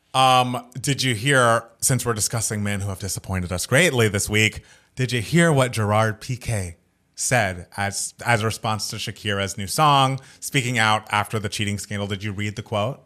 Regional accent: United States; I am an American

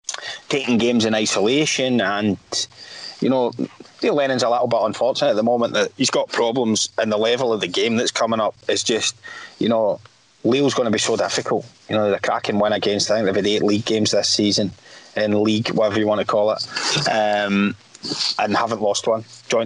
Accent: Scotland, United Kingdom; We're from Scotland

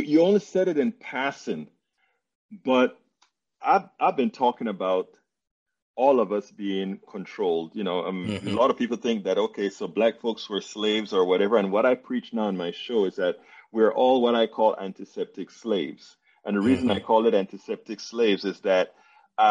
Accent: Panama; I'm from Panama, Central America

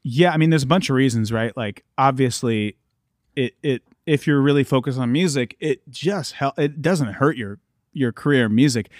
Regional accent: Columbus, Ohio, United States; I'm from Ohio. I'm from Columbus, Ohio

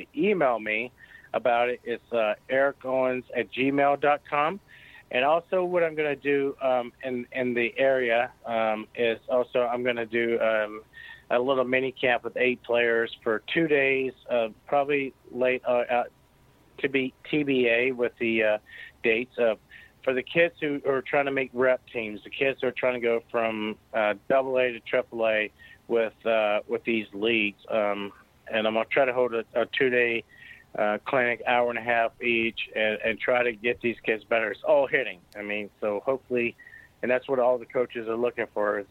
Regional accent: United States; I'm an American

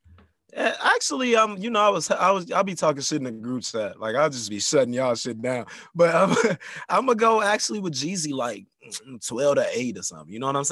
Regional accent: Chicago, Illinois, United States; I'm from Chicago

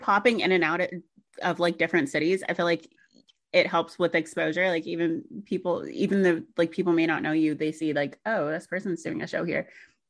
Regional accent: the South, United States; I'm from the South.

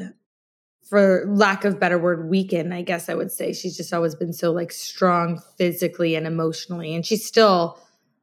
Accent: Scotland, United Kingdom; now in United States; I was born in Scotland

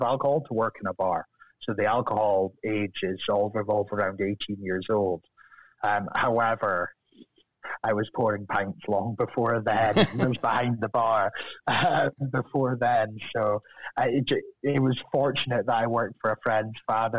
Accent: Deeside, Scotland, United Kingdom; accent: Scottish; moved away as an adult; now in Los Angeles, United States; I'm from over the hill from the distillery. So, G-side, just most famous for the Queen's summer home, and spent a lot of time up there in G-side

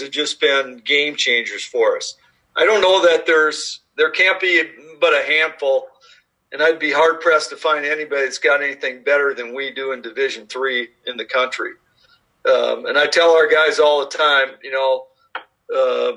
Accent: Minnesota, United States; moved away as an adult; also born or lived in Tyler, Texas / Mississippi / Kentucky; now in Dubuque, United States; I'm a four-season climate guy living and growing up in Minnesota

